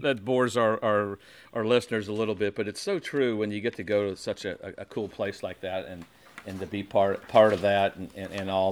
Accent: Indiana, United States; Growing up in Indiana, I was close to IU, Purdue, Ball State was all there

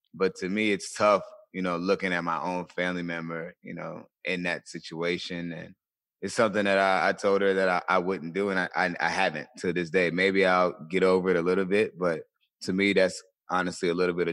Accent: Colonial Beach, Virginia, United States; I grew up in a small town in Virginia, a small town called Colonial Beach, Virginia

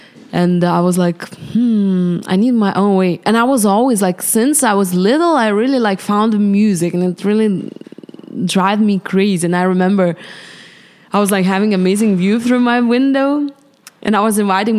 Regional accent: Vilnius, Vilnius County, Lithuania; in Vilnius, Lithuania.

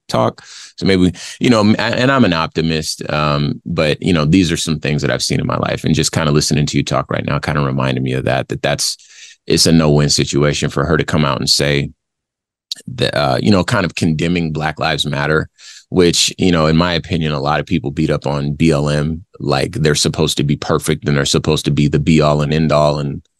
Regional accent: Compton, California, United States; I'm from Compton, California, and, you know, I was born in the 80s. So there was a lot of gang activity and culture around when I was growing up

